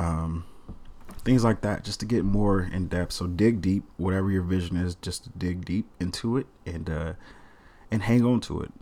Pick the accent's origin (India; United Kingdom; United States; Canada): United States; the South; also born or lived in Kansas City, Missouri; I'm from the South, so everybody, everybody's business